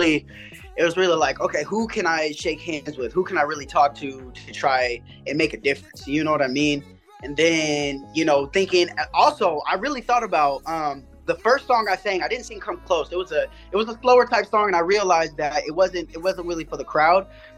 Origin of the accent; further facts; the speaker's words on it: Tacoma, Washington, United States; I'm from Tacoma, Washington State. So that's all the way on the west side, like near Seattle. Like 20 minutes, 30 minutes down the way from Seattle. I moved around a lot.